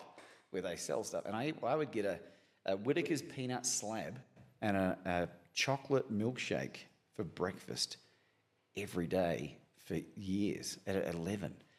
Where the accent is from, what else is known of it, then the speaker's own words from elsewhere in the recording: Christchurch, Canterbury, New Zealand; And I grew up in New Zealand, in Christchurch, and we didn't have a lot